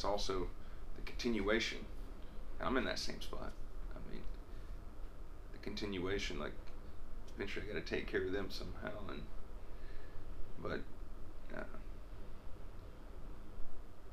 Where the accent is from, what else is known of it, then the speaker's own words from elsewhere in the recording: Freeport, Texas, United States; I was born in Freeport, Texas, south of Houston on the coast